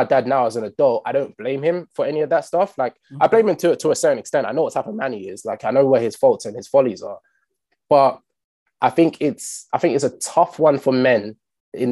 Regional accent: London, United Kingdom; I grew up in Stockwell for my teenagehood

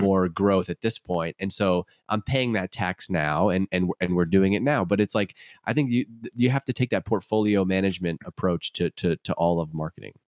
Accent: Worcester, Massachusetts, United States; I'm born and raised in Worcester, grew up in Worcester

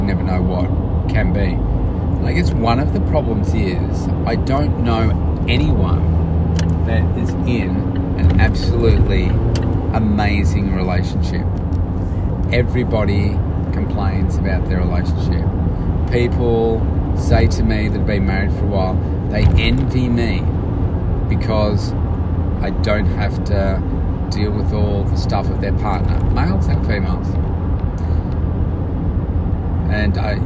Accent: Melbourne, Victoria, Australia; it's in my hometown

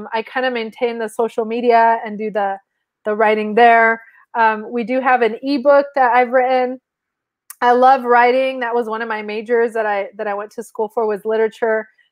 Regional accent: Mexico; first language Spanish; English is a second language; now in United States; I'm from Mexico

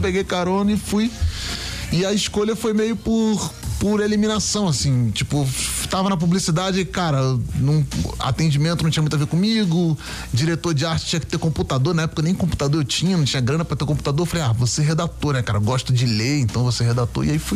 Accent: Niterói, Rio de Janeiro, Brazil; eu sou lá de Niterói, é lá do Morro de Santo Inácio

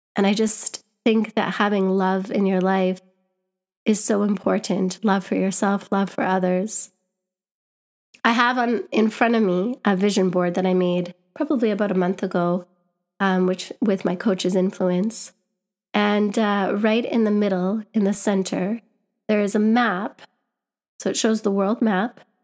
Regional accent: Winnipeg, Manitoba, Canada; moved away as an adult; now in London, United Kingdom; I'm from Winnipeg

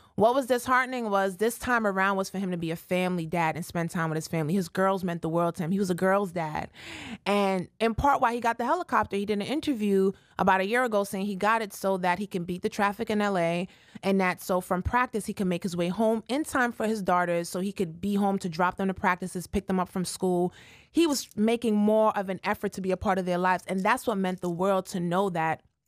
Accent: Jamaica; I'm Jamaican

